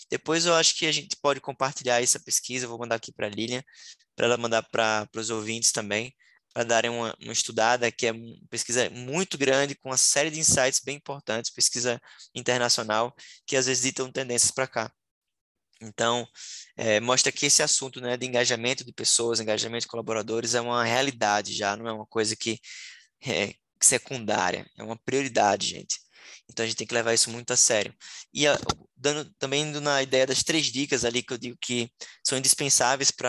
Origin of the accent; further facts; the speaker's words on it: Northeast Region, Brazil; Eu, como nordestino, né? lembro agora do São João